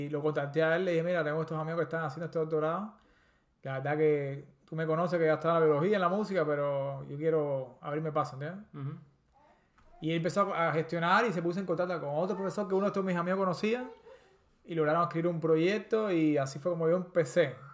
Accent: Havana, Cuba; y bueno, yo, yo soy, como dicen los, los, los, americanos, crecido y engordado

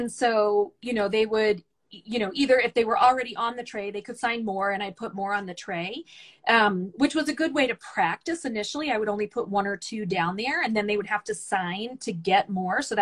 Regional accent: the South, United States; mostly because I grew up in the South, and so there's this really big uh, emphasis on um, manners and politeness.

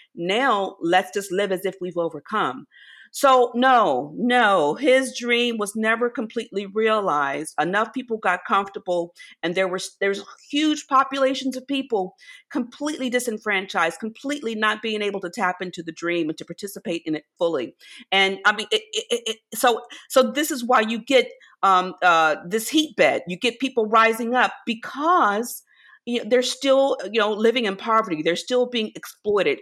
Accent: rural Virginia, United States; As a child, I grew up in rural Virginia, so I grew up in the South

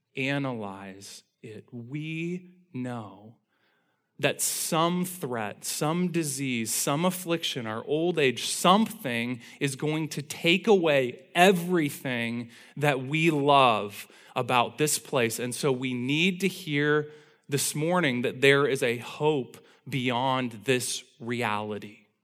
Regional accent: Indiana, United States; from the time I was a little kid growing up in Indiana

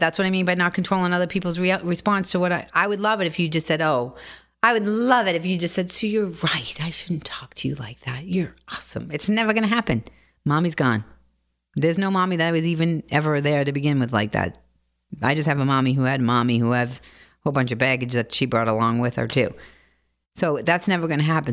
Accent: Boston, Massachusetts, United States; moved away as an adult; also born or lived in Bronx, New York / Los Angeles; now in New York, United States; I grew up in Dorchester.

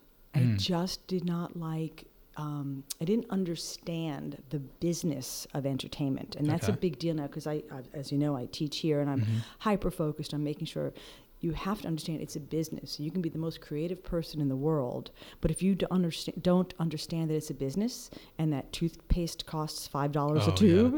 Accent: New York City, New York, United States; also born or lived in Los Angeles; Grew up in the Bronx, in Riverdale.

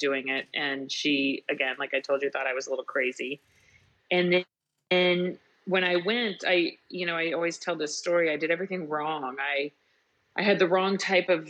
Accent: Kansas City, United States; I grew up in outside of Kansas City

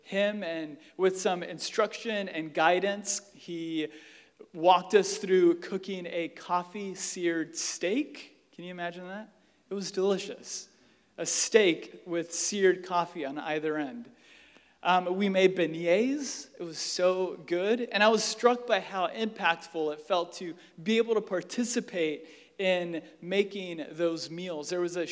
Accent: United States; We are American

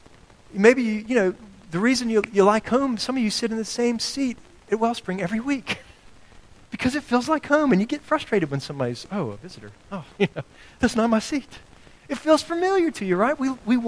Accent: the South, United States; I grew up in the South.

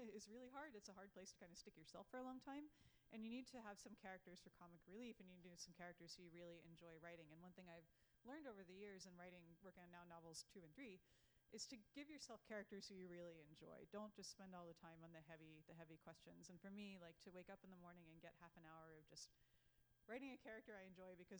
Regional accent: Newville, Pennsylvania, United States; moved away; I grew up in Newville, Pennsylvania, which right down 81, it's south of Carlisle

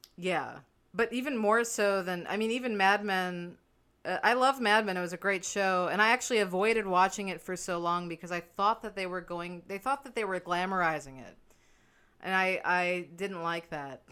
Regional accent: New York City, New York, United States; born, born and raised before it was too cool

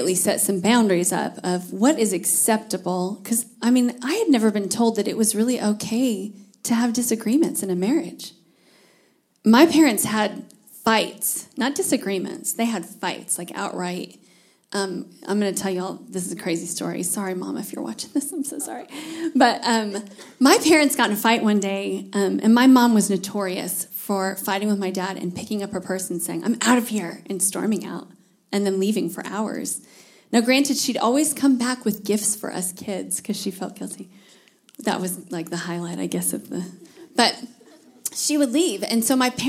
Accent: Midwest, United States; moved away; I'm a Northern girl. I was raised in the Midwest.

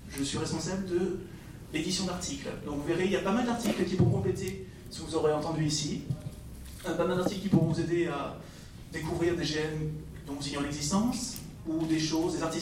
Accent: Netherlands; French is a second language; moved away; also born or lived in Quebec; suis pas français, je suis hollandais.

